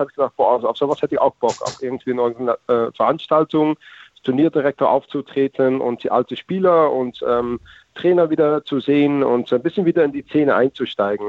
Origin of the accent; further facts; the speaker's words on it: Netherlands; German is a second language; als Holländer